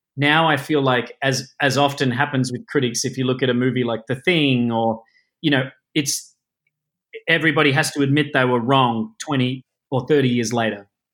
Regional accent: Melbourne, Victoria, Australia; I grew up in the outer suburbs of Melbourne in Australia

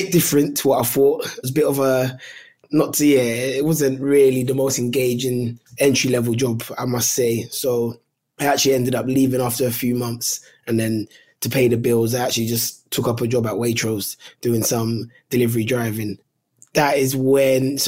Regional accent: London, United Kingdom; where we are from in Tooting, Southwest London

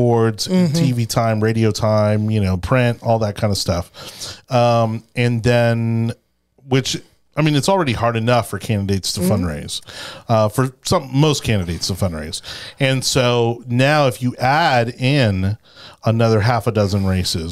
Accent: Miami, Florida, United States; being born and raised in Miami, a lifelong Floridian

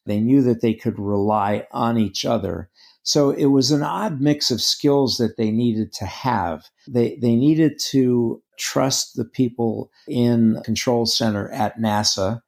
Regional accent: New York, United States; also born or lived in Greece; now in North Carolina, United States; I grew up in Manhattan

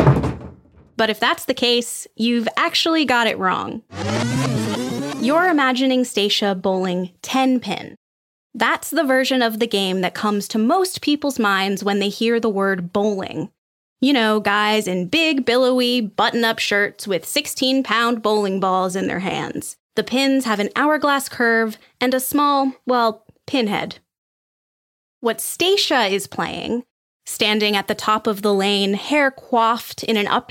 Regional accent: Cape Cod, Massachusetts, United States; I'm from Cape Cod, Massachusetts, so I grew up playing candlepin

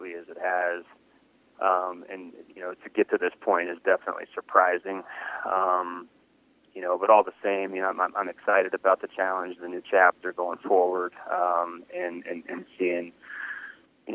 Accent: Sarasota, Florida, United States; being that I grew up in Southwest Florida, the ties to the Bay Area, and growing up in Sarasota

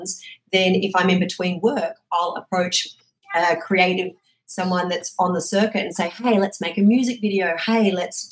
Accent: Australia; moved away as an adult; now in United States; I'm obviously originally from Australia

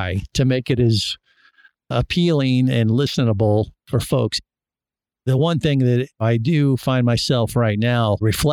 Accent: Cincinnati, Ohio, United States; I grew up in Cincinnati, Ohio, not necessarily surrounded by the oceans

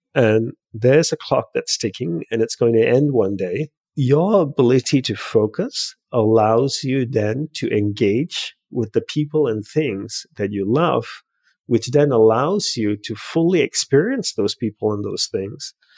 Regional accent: Australia; also born or lived in Hawaii / Los Angeles; now in United States; I grew up in Australia.

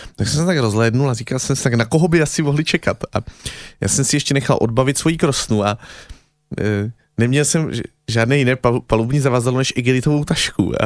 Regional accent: Czechia; jsem Čech

